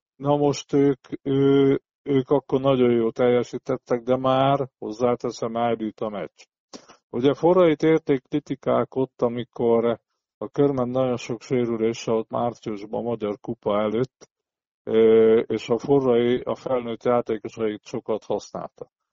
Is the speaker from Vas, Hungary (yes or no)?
yes; Szombathely, Vas, Hungary; szombathelyi ember vagyok